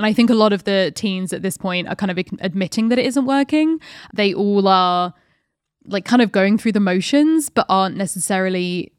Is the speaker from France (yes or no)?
yes; France; born there; my mother got married in pants and I was born in France.